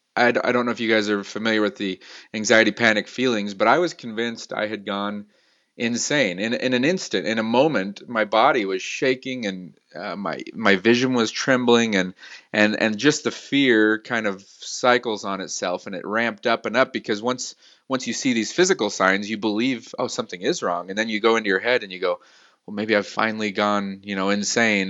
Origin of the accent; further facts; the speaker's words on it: Salt Lake City, Utah, United States; also born or lived in Los Angeles / San Francisco; born and raised in Salt Lake